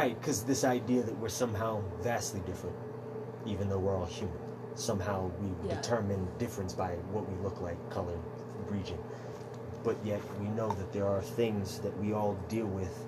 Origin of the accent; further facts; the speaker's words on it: Sioux Falls, South Dakota, United States; I'm born and raised here.